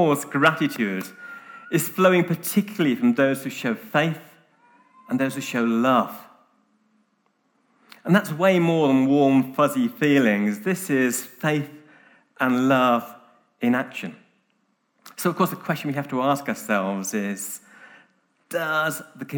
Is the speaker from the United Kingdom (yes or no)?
yes; United Kingdom; now in Nairobi, Kenya; I'm British